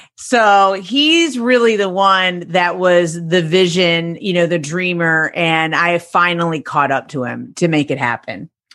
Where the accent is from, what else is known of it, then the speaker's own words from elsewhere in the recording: Detroit, Michigan, United States; also born or lived in Seville, Spain; I'm from Detroit, Michigan